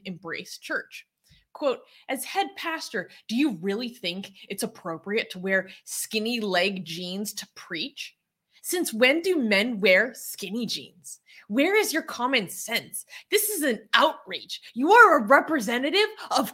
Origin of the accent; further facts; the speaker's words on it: United States; As an American